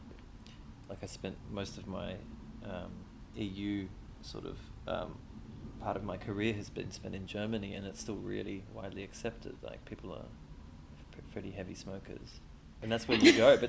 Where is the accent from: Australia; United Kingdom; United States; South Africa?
Australia; now in Latvia; I'm not a European citizen and I'm Australian